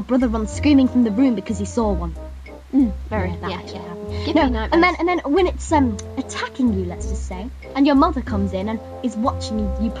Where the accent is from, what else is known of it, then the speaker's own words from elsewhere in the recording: United Kingdom; We're British.